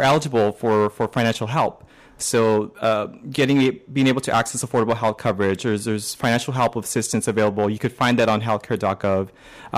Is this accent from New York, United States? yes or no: no; Pico Rivera, California, United States; moved away as an adult; also born or lived in Berkeley, California / Boston, Massachusetts; now in Washington, D.C., United States; I'm originally from Pico de Vera, California, which is in LA County